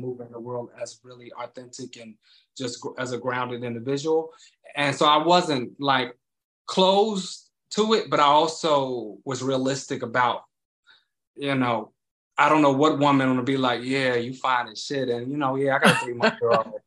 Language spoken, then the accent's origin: English; Chicago, Illinois, United States; now in New York, United States; I'm originally from Chicago, Illinois